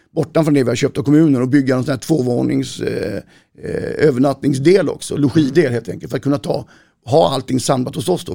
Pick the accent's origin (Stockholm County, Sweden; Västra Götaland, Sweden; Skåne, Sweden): Skåne, Sweden; Malmö; moved away as an adult; also born or lived in Borås; now in Stenungsund, Sweden; Jag är 58 år, född och uppvuxen i Malmö. Jag har bott på västkusten sedan 88